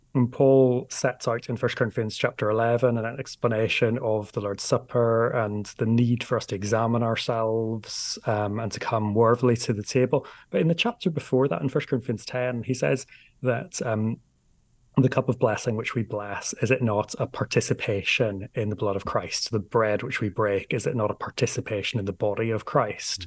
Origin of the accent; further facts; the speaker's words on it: Northern Ireland, United Kingdom; I'm from Northern Ireland